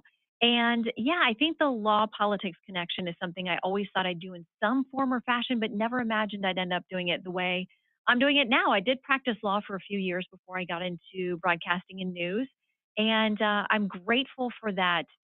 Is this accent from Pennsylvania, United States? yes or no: no; Tallahassee, Florida, United States; I grew up in Tallahassee